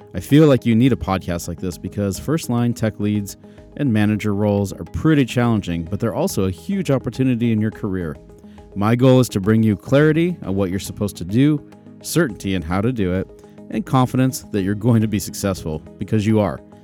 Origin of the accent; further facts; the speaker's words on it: Phoenix, Arizona, United States; moved away; I'm from Phoenix originally